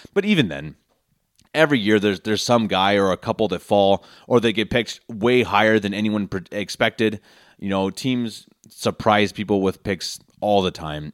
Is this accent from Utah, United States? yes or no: no; Denver, Colorado, United States; moved away as an adult; now in Munich, Germany; born and raised in Denver, Colorado, lifelong Broncos fan. I recently moved to Munich, Germany